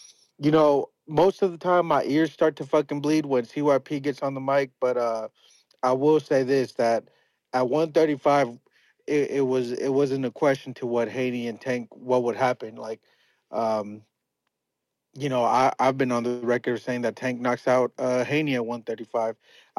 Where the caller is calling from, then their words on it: Portland, Oregon, United States; Numbers from Portland, Oregon.